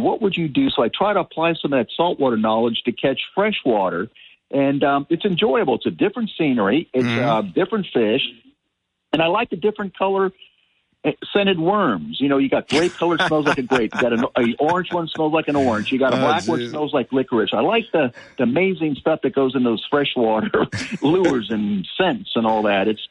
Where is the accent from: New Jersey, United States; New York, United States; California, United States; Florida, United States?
Florida, United States; Miami; As a teenager, I used to fish the banks of a local canal where I grew up in Miami, get largemouth.